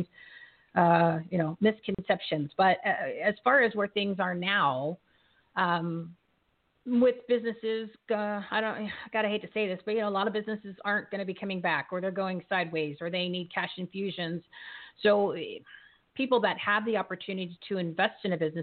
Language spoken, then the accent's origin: English; New Jersey, United States; I'm from New Jersey